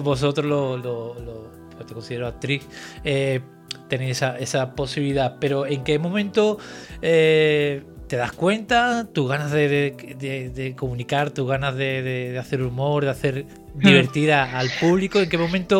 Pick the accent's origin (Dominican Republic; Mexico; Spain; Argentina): Spain; Cádiz, Andalusia; now in Santa Cruz de Tenerife, Spain; yo soy andaluz, soy de Cádiz